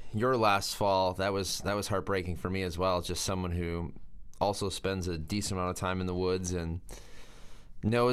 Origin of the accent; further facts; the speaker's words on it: Wisconsin, United States; I was from Wisconsin